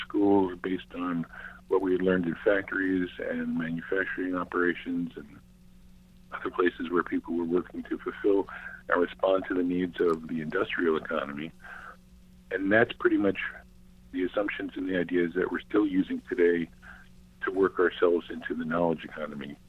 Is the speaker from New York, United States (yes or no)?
yes; New York City, New York, United States; moved away as an adult; also born or lived in Cambridge, Massachusetts; I grew up in Manhattan. I was raised, born and raised there